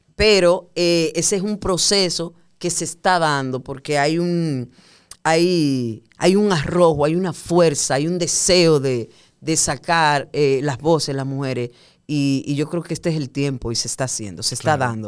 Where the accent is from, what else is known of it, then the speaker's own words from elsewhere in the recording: Puerto Plata, Dominican Republic; moved away as an adult; now in Santo Domingo, Dominican Republic; yo soy de Puerto Plata. Eh, cuando yo terminé el bachillerato en Puerto Plata, yo decidí venir a estudiar a Santo Domingo publicidad